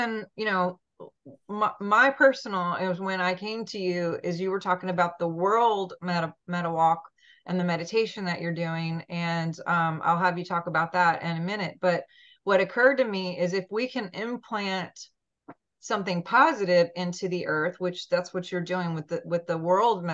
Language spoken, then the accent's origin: English; Montana, United States; moved away; I'm from Montana originally